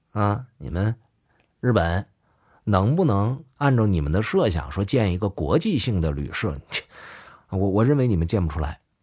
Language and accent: Chinese; Changchun, Jilin, China; 特别是我的家乡，吉林、长春